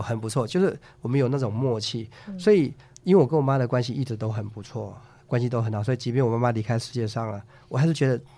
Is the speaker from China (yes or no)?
no; Taiwan; 我们台湾话